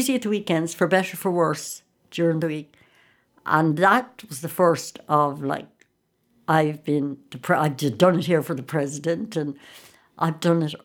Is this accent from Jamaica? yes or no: no; County Sligo, Ireland; I'm from Sligo